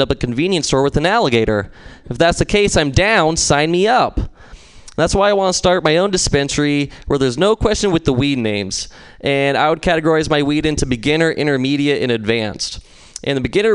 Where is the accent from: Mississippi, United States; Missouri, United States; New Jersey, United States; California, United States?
California, United States; San Luis Obispo; I'm from San Luis Obispo